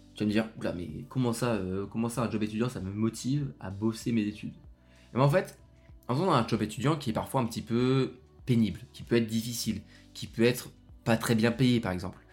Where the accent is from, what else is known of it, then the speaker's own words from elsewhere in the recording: Lyon, Auvergne-Rhône-Alpes, France; moi je suis de Lyon.